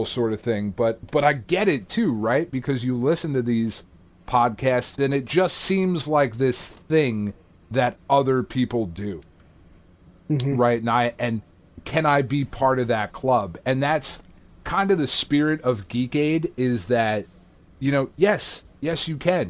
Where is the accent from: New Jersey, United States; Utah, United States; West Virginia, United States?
New Jersey, United States; we're fucking schmucks from New Jersey